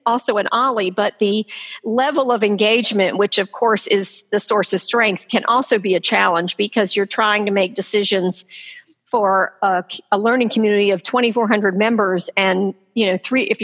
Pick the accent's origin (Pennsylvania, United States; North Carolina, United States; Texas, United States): North Carolina, United States; Durham; I grew up here in Durham